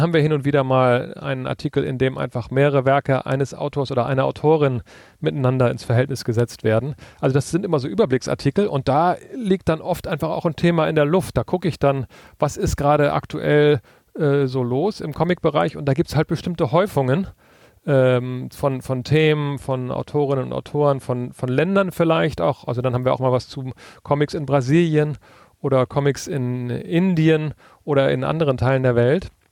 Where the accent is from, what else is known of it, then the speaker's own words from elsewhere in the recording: Northern Germany, Germany; now in Berlin, Germany; auf dem Dorf, wo ich groß geworden bin in Norddeutschland